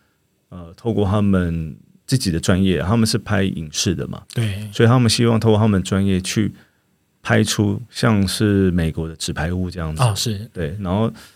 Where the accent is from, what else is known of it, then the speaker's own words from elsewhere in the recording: Taiwan; 我们的民族性啦，我们的台湾的社会氛围